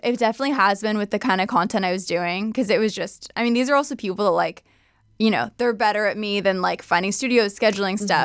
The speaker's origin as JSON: {"language": "English", "region": "Southern California", "country": "United States", "tie": "born or raised there", "said": "SoCal raised"}